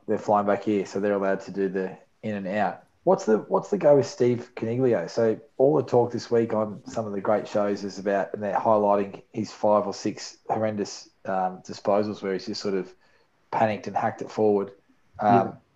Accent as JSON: {"language": "English", "town": "Melbourne", "region": "Victoria", "country": "Australia", "tie": "born or raised there", "said": "growing up in Melbourne"}